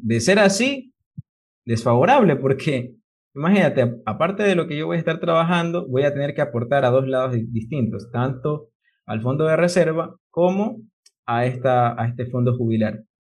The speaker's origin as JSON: {"language": "Spanish", "country": "Ecuador", "said": "como ecuatoriano"}